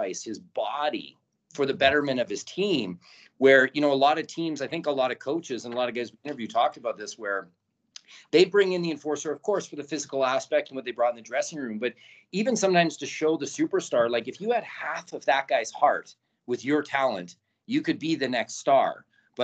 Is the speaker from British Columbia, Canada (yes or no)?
yes; Kelowna, British Columbia, Canada; also born or lived in Trail, British Columbia / New York; now in Edmonton, Canada; I'm born in Trail, and people say, well, you might be born in Trail, but you're a Kelowna boy